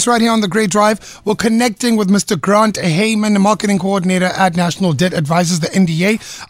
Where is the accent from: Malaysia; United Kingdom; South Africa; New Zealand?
South Africa; It's tough being a South African. It's tough being a South African.